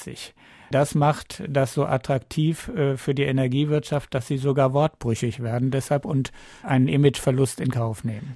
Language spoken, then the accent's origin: German; Northern Germany, Germany; Ich komme aus Norddeutschland